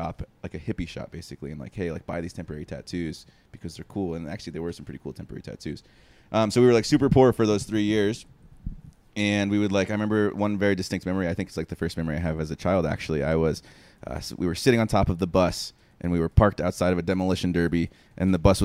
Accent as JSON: {"language": "English", "region": "New Jersey", "country": "United States", "tie": "born or raised there", "said": "I was born in New Jersey"}